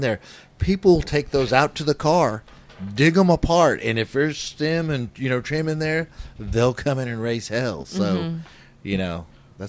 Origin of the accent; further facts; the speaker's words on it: Oklahoma, United States; we're all from Oklahoma